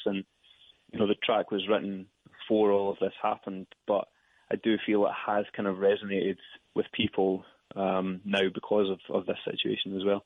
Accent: Dumfries, Scotland, United Kingdom; So it's a little town called Dumfries in the south of Scotland. Um, I've lived all over Scotland, but this is where I've lived most of my life.

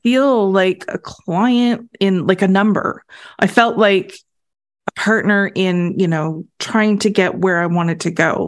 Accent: Canada; as a Canadian

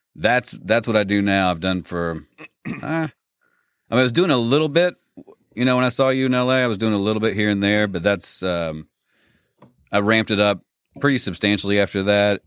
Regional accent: Lexington, Kentucky, United States; I grew up in Lexington, Kentucky, and graduated from Tate's Creek

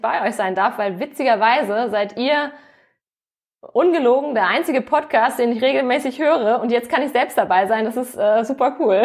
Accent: Hamburg, Germany; moved away as an adult; also born or lived in Cologne; Also ich komme tatsächlich auch aus dem hohen Norden. Ich bin auch Hamburgerin

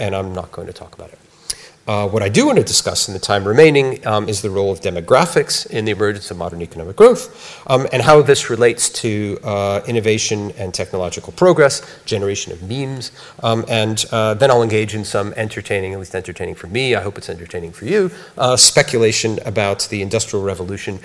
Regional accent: United States; accent: American; you could tell from my accent, I'm an American

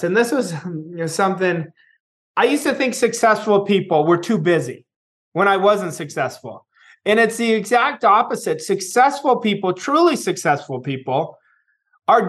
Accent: California, United States; my closest friends are still people that I grew up with in California

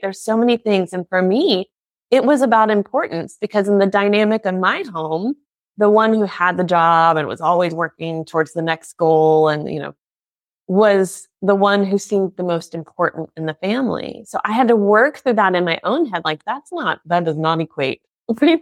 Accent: United States; now in Germany

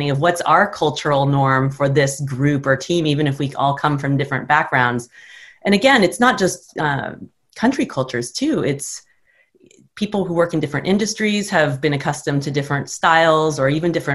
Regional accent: United States; also born or lived in Japan; as a Westerner, and especially as an American

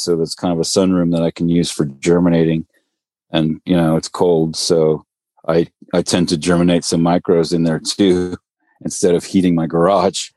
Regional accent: Marin County, Northern California, United States; moved away; also born or lived in Brentwood, California / Stockton, California; I grew up in Marin County, Northern California, you know, up above the Golden Gate Bridge.

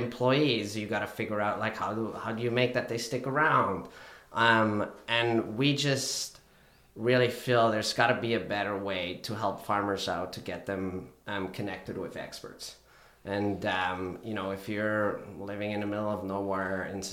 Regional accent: Switzerland; moved away as an adult; now in Canada; I currently reside in Canada, but initially I'm from Switzerland

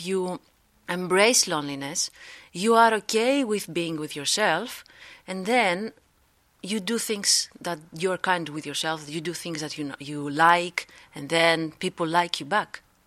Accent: Greece; moved away as an adult; now in Netherlands; I am from Greece. I live here in the Netherla-, Netherlands for, like, three years

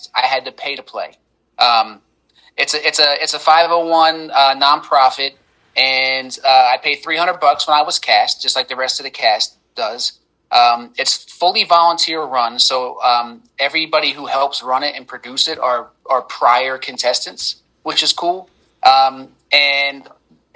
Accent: Philadelphia, Pennsylvania, United States; I'm from Philadelphia, Pennsylvania

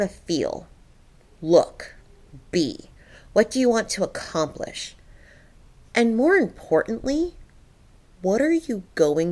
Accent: Middletown, United States; born or raised there

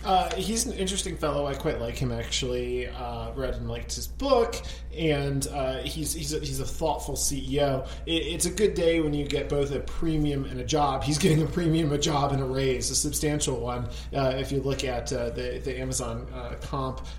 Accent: Connecticut, United States; my home state of Connecticut

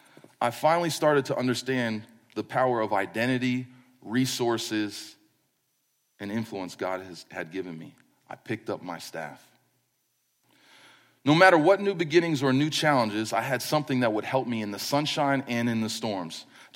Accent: East Coast, United States; moved away as an adult; We're from the East Coast. We just moved here in 2007. I still feel like we just moved here.

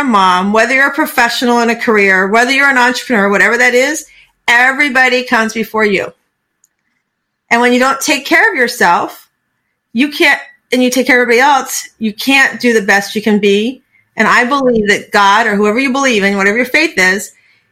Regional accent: Florida, United States; moved away as an adult; also born or lived in Virginia; now in Tampa, United States; I grew up in Florida, but I didn't want to be on the East Coast

